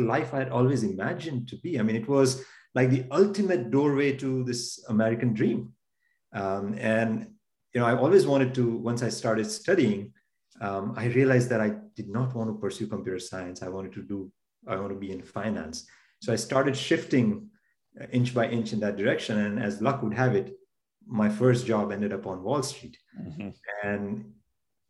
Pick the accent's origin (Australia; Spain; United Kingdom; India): India; born or raised there; moved away as an adult; now in United States